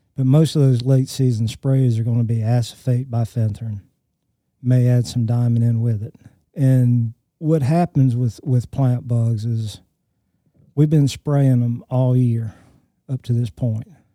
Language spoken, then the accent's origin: English; Alabama, United States; I grew up in Alabama and went to the Birmingham Zoo